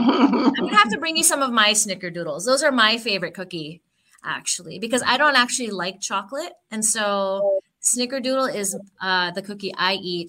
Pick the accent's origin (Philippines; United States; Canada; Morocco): Philippines; No, actually, I'm Filipino. And so the desserts that we eat growing up as Filipinos are completely different.